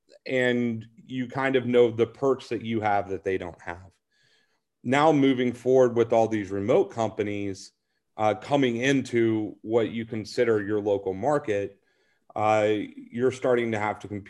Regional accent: Nashville, Tennessee, United States; moved away; I'm originally from Nashville.

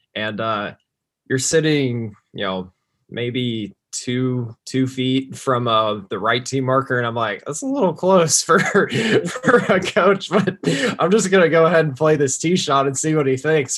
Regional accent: Plano, Texas, United States; I grew up in West Plano, uh, just north of Dallas

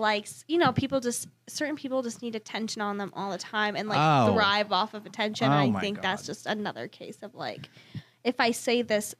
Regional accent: Indiana, United States; moved away; I'm originally from Indiana and there's a place called The Curve in my hometown

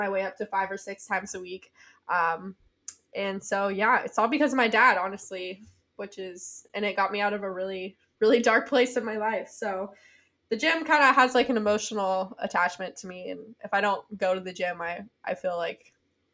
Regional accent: Tennessee, United States; moved away as an adult; also born or lived in South Carolina; I went to University of South Carolina and I'm from Tennessee.

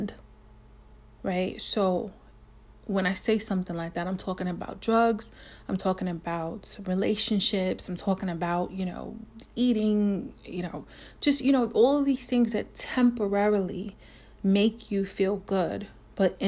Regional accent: New York City, New York, United States; I'm a New Yorker

